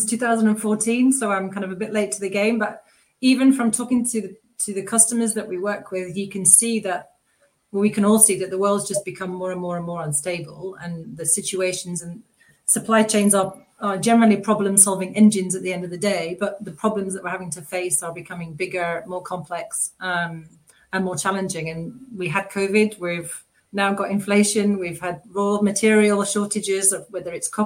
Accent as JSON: {"language": "English", "region": "England", "country": "United Kingdom", "moved": "yes", "lives_now": "France", "said": "I'm English, living in France"}